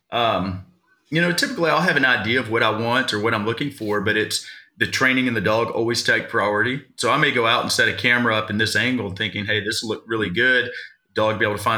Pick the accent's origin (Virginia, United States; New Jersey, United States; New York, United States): Virginia, United States; now in Trafalgar, Indiana, United States; I'm originally from Virginia